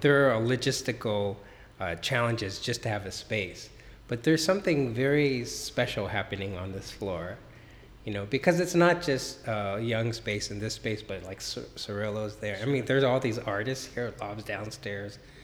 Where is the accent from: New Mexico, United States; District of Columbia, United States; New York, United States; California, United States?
California, United States; Los Angeles; born and raised in Los Angeles